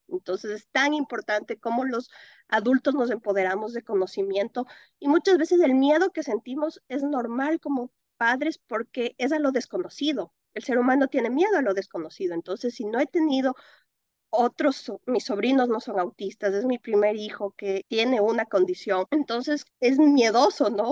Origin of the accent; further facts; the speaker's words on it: Quito, Pichincha, Ecuador; moved away as an adult; also born or lived in Philadelphia, United States / Atlanta, United States; now in North Carolina, United States; yo soy ecuatoriana, viví en Quito muchísimos años de mi vida y ahora actualmente vivo en Carolina del Norte